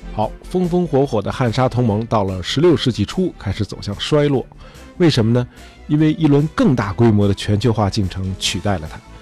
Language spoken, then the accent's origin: Chinese; China; 我们中国人